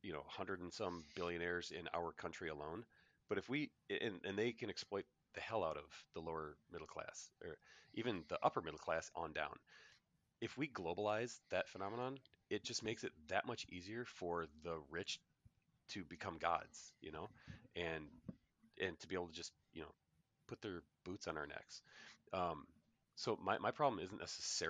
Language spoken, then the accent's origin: English; United States; as an American